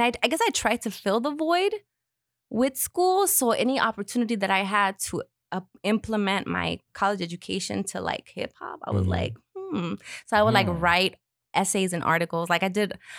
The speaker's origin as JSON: {"language": "English", "town": "Huntington Park", "region": "California", "country": "United States", "tie": "born or raised there", "said": "my hometown in Huntington Park"}